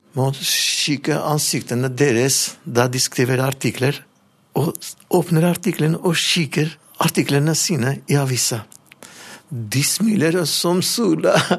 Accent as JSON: {"language": "Norwegian", "country": "Armenia", "also_born_or_lived": "Levanger, Norway", "second_language": "Norwegian", "moved": "as an adult", "lives_now": "Norway"}